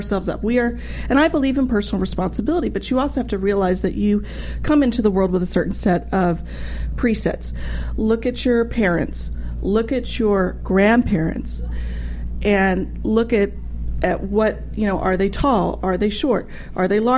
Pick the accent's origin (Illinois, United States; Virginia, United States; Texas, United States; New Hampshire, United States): Texas, United States; moved away; I'm originally from Texas